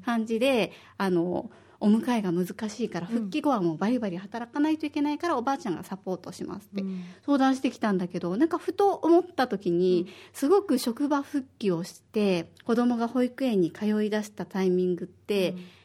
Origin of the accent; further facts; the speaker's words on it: Osaka, Japan; moved away as an adult; now in Okinawa, Japan; 私は大阪の出身で、小学五年生と三